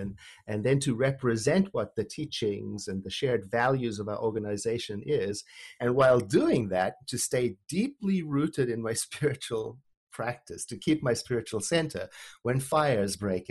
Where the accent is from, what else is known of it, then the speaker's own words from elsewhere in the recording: Johannesburg, Gauteng, South Africa; I was born and raised in Johannesburg, South Africa, during the apartheid era